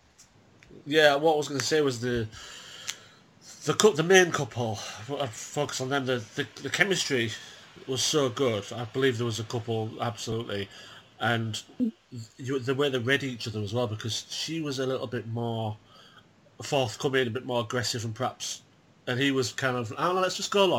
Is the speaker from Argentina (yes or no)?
no; England, United Kingdom; as an English person